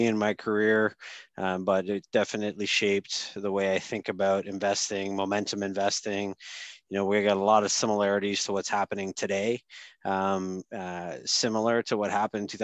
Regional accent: Sudbury, Ontario, Canada; moved away; I grew up in Sudbury

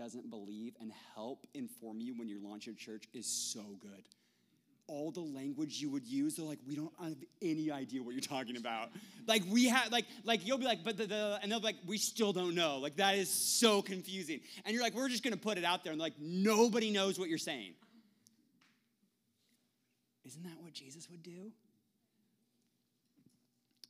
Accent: Tacoma, Washington, United States; I'm from Tacoma

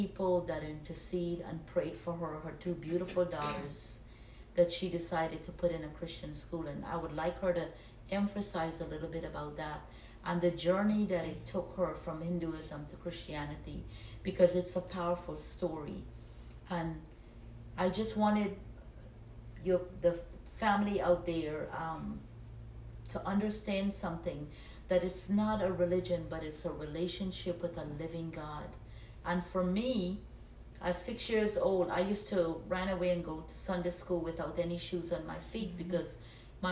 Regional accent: Guyana; moved away as an adult; now in United States; I was born in Guyana, South America, came to the United States when I was 19 years old.

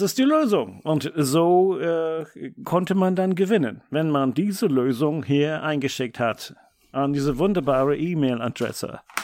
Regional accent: Germany; bei uns in Deutschland

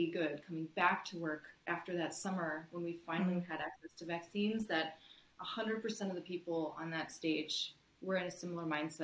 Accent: United States; moved away as an adult; also born or lived in Syracuse, New York; now in Ottawa, Canada

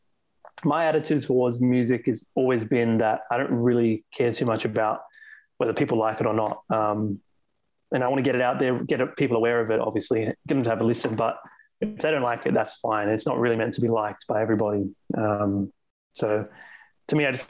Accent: Sydney, New South Wales, Australia; I'm born and raised in Australia, in Sydney.

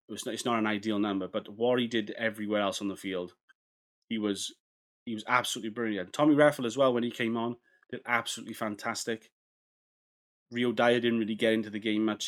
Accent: Wales, United Kingdom; as a Welshman

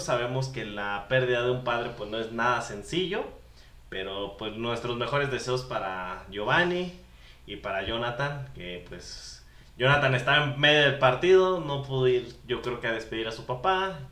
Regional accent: Mexico; En nuestra infancia, nosotros, eh, como buenos mexicanos, pues seguidores de la lucha libre

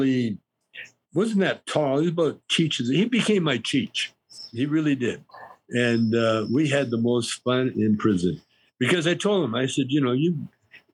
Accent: Canada; I grew up in Canada in a pool room, basically

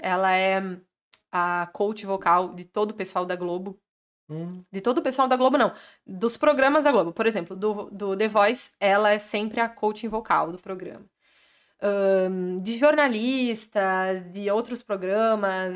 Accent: Carlos Barbosa, Rio Grande do Sul, Brazil; sou de Carlos Barbosa, no Rio Grande do Sul

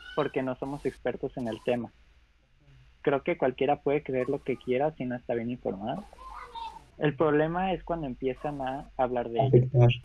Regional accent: Mexico

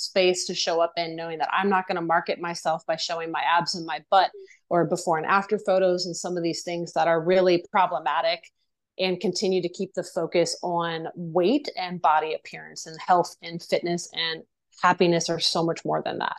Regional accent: Virginia, United States; moved away as an adult; also born or lived in Japan / New York; I did ballet, tap, and jazz, and horseback riding and stuff like that growing up in Virginia

